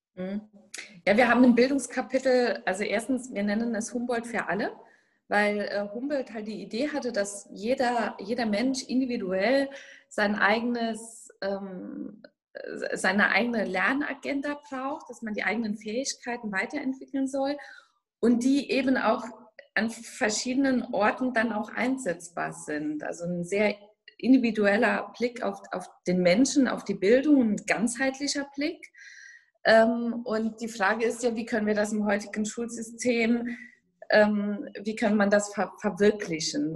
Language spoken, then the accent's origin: German; Saarland, Germany; accent: Saarland dialect; meinem saarländischen Dialekt